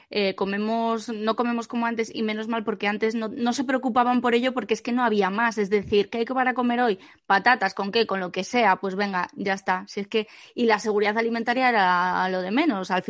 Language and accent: Spanish; Asturias, Spain; yo recuerdo de pequeña, en el pueblo, en Asturias, que, que, mis abuelos pues iban a mocer las vacas y venían con un cubo de leche